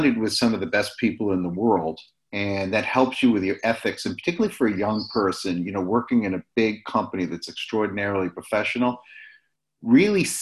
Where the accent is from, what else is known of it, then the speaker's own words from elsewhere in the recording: Portland, Maine, United States; I was born in Portland, Maine, which is the northernest state in the United States, a small fishing town. And it was a wonderful place to grow up